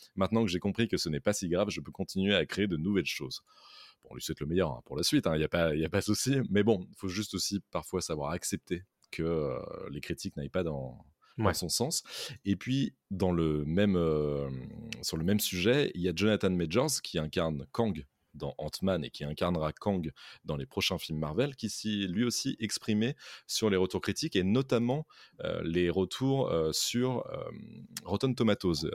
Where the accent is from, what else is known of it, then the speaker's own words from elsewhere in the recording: France; chez nous, en France